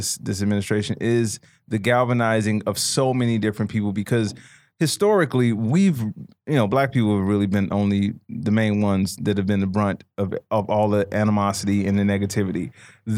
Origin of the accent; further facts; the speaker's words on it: Chicago, Illinois, United States; growing up in Chicago